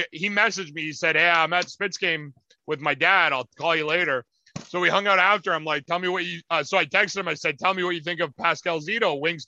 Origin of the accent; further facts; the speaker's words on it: Windsor, Ontario, Canada; Paul's from Windsor, where I'm from